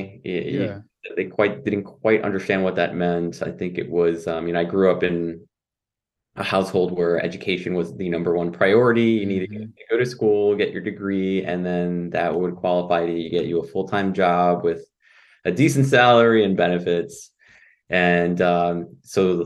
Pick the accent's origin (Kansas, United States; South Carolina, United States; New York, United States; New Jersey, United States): New York, United States; New York City; also born or lived in Mamaroneck, Westchester County / San Pedro Sula, Honduras (family); now in Buffalo, United States; I was born and raised in Manhattan and Floral Park, Queens